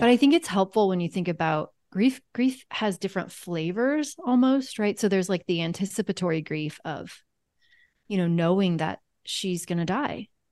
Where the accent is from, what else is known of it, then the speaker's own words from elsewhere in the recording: Kansas, United States; I'm from Kansas